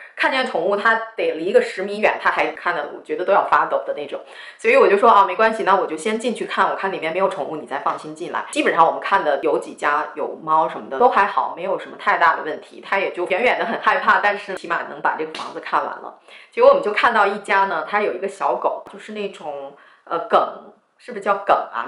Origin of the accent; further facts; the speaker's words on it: Shanxi, China; 我是山西人